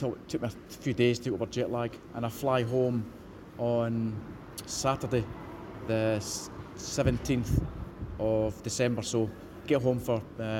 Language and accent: English; Troon, Scotland, United Kingdom; it's a small town called Troon. Anybody that golfs out there for the British Open has been at Royal Troon. That's my hometown